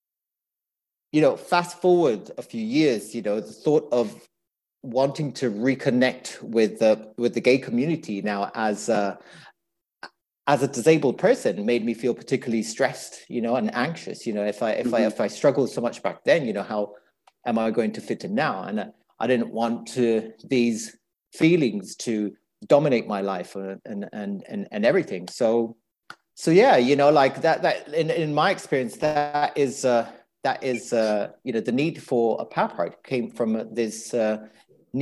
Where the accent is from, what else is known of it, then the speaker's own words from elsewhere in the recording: Italy; now in London, United Kingdom; I live in London. Originally, I'm from Italy. My ethnic background is from Eritrea.